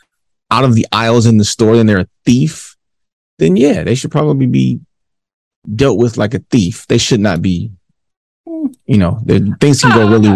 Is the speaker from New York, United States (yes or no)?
no; Detroit, Michigan, United States; I'm from 7 miles